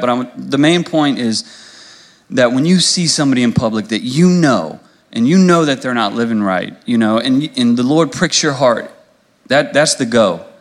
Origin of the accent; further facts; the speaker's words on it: Louisa, United States; I'm from Louisa. I grew up here, so you know, going through high school